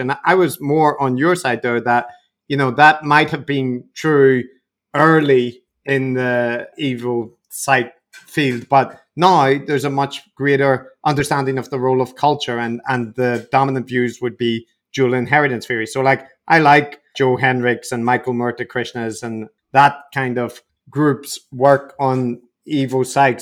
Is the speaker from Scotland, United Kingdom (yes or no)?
no; Northern Ireland, United Kingdom; I come from Northern Ireland